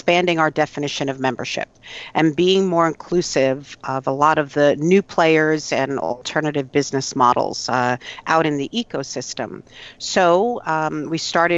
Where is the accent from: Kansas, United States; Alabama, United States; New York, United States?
New York, United States; as a New Yorker